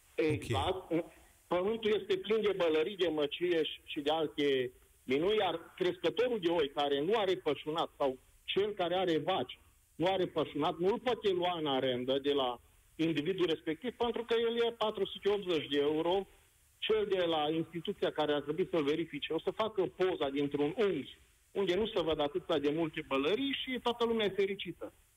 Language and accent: Romanian; around Cluj, Transylvania, Romania; sunt Ardelean, vorbesc din jurul Clujului